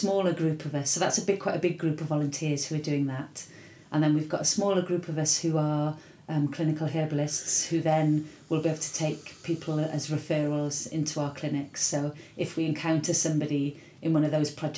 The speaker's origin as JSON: {"language": "English", "region": "Wales", "country": "United Kingdom", "said": "I was from Wales"}